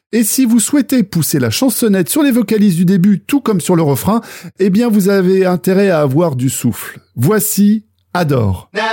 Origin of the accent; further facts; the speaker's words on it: Brittany, France; ma terre natale, maternelle qu'est la Bretagne